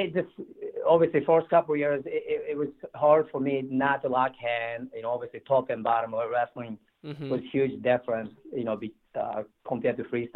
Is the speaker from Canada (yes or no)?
no; Tokyo, Japan; moved away as an adult; also born or lived in State College, Pennsylvania; I grew up in Tokyo